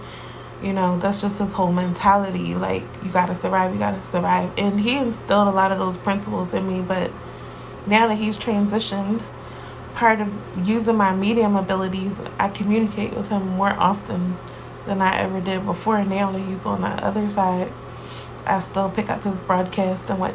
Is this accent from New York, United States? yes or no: no; Philadelphia, Pennsylvania, United States; I'm from Philly, so really my life was pretty average